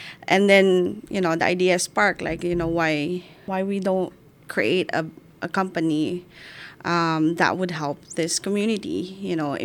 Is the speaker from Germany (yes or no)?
no; Philippines; moved away as an adult; now in United States; I left my mom in the Philippines. Mm. As a Filipino, we always take care of our elders